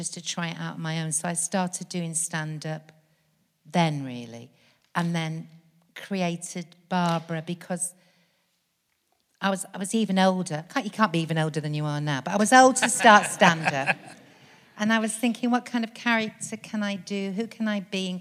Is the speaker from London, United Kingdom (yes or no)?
no; Stockport, North West England, United Kingdom; moved away as an adult; now in Birmingham, United Kingdom; I was born in Stockport and I did loads of kind of youth theatre at the Garrick Theatre there